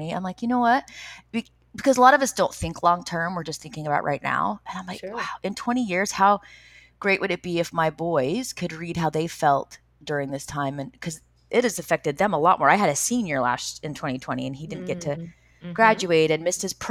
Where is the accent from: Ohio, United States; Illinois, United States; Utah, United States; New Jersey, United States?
Utah, United States; I grew up in Utah.